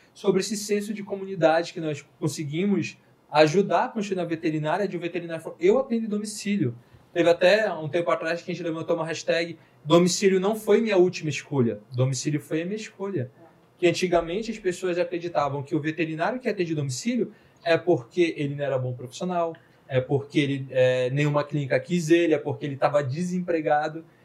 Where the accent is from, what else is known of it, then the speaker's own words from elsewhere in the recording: Manaus, Amazonas, Brazil; Nós somos de Manaus.